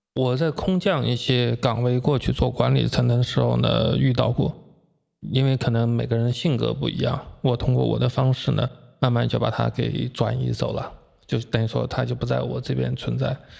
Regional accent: Jiangsu-Zhejiang area, Jiangsu and Zhejiang, China; 在我们江浙这边

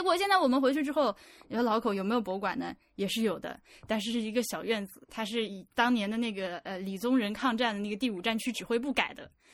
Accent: northwestern Hubei, China; moved away; 我老家就是在那个鄂西北的一个二十八岁的嗯。小城市

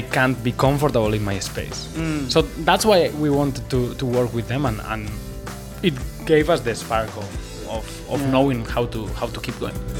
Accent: Basque Country, Spain; first language Basque; English is a second language; now in Shanghai, China; I come from the Basque country. It's the north part of Spain

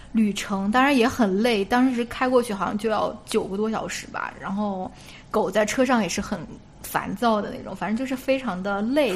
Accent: China; now in United States; 我们中国人

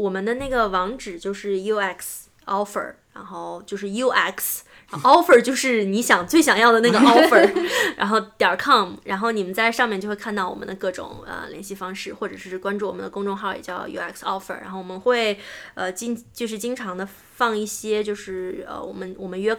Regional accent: China; also born or lived in Seattle, United States; now in Silicon Valley, United States; 我们中国人聪明又勤奋

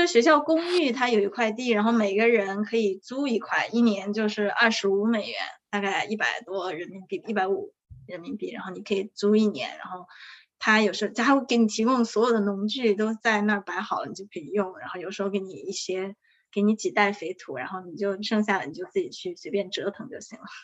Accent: Sichuan, China; moved away as an adult; now in Austin, United States; 我是四川人

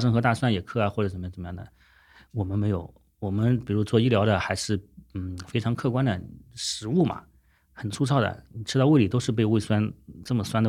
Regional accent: Guangdong, China; 以前总是觉得说啊，我们是广东人自家煲的汤，要比外面的快餐要好。

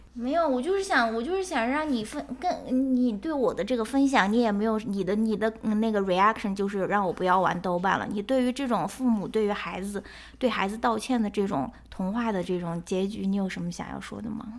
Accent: Xi'an, Shaanxi, China; moved away; 我是来自陕西西安的

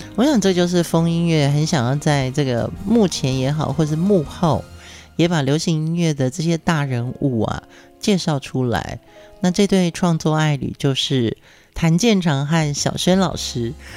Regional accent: Pingtung County, Taiwan; moved away; 屏东是我的家乡

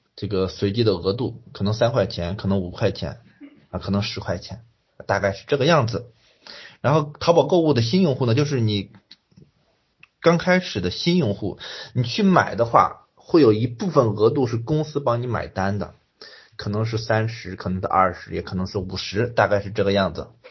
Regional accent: China; 作为一个中国人

